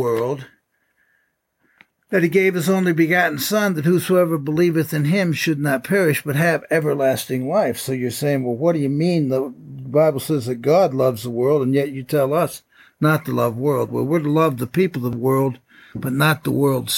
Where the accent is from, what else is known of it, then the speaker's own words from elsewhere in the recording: upstate New York, United States; moved away; when I was in upstate New York and I was running track and I set some school records